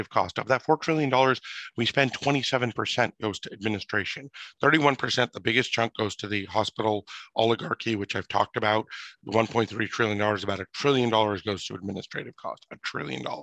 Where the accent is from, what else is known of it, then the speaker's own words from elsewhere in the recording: United States; as an American, as a father of three young children